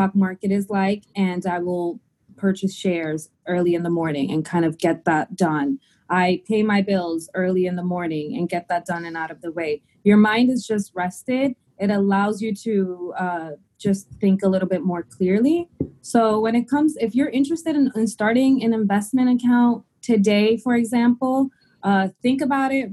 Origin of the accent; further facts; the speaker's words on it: Dominican Republic; now in United States; I am an immigrant, and we're from the Dominican Republic